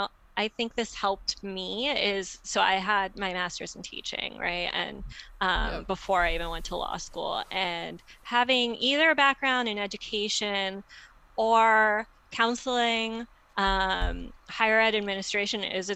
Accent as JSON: {"language": "English", "region": "Midwest", "country": "United States", "said": "I'm apparently a Midwesterner, who knew, although my husband calls me a coastie"}